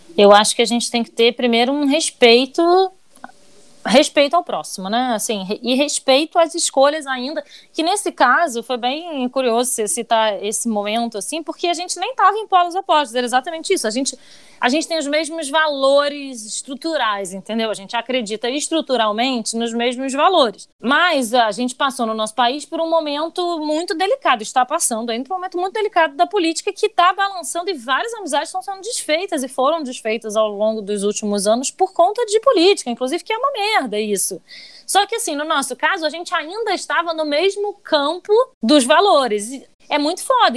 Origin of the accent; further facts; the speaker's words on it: Rio de Janeiro, Brazil; Eu nunca saí do Rio de Janeiro